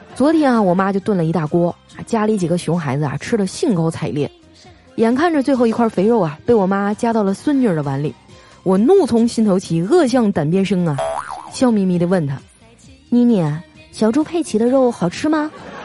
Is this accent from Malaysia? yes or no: no; Northeast China, China; 我们东北人的饭桌上啊，是一定要有猪肉炖粉条的